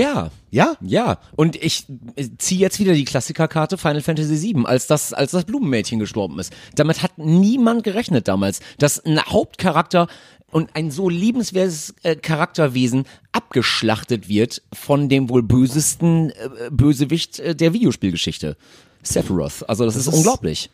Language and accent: German; Münsterland, North Rhine-Westphalia, Germany; moved away as an adult; now in Cologne, Germany; Ich bin eigentlich Münsterländer